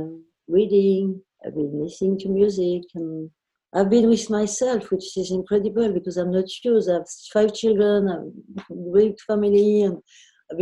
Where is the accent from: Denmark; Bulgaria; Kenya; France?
France; Versailles, Île-de-France; I was raised in Versailles